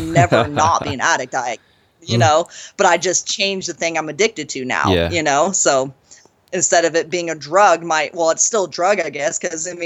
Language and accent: English; San Andreas, California, United States; moved away; where I was born in Northern California. It's in the foothills of California. It's this little town called San Andreas, Calaveras County